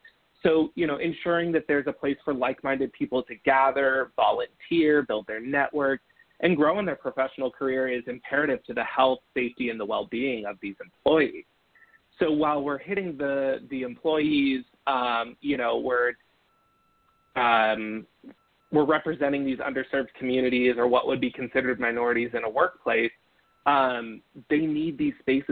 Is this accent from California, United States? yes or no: yes; Northern California, United States; I grew up in Northern California where, you know, hunting was our